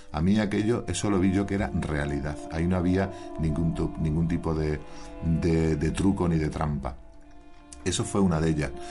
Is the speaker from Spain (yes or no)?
yes; Extremadura, Spain; now in Andalusia, Spain; Yo soy nacido en Extremadura, llevo ya más de 30 años aquí en Andalucía